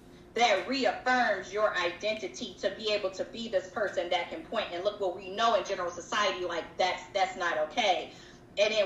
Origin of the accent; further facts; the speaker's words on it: the South, United States; as a Southerner